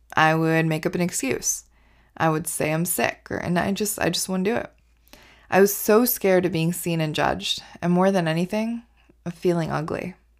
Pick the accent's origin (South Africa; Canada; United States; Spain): Canada; also born or lived in India; So, I grew up in India. And at the age of five, my family and I moved to Canada.